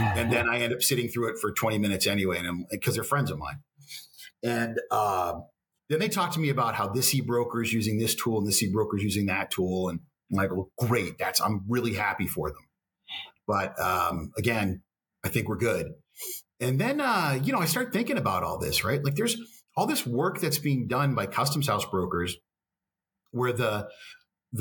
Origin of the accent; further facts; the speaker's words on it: Texas, United States; as a Texan